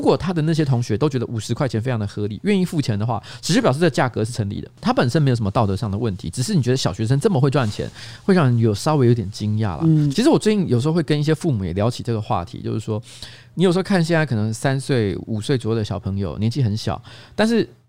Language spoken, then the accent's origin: Chinese; Taoyuan, Taiwan; 我是桃园人， 但是问题是我没有一天到晚在桃园混，而且我台，台语没有很好